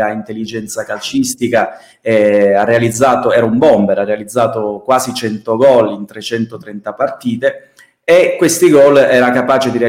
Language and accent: Italian; Cosenza, Calabria, Italy; Eh, per me che sono cosentino e tifoso dei lupi, il primo nome che mi è venuto in mente naturalmente non poteva non essere quello di, di Gigi, del grande Gigi Marulla.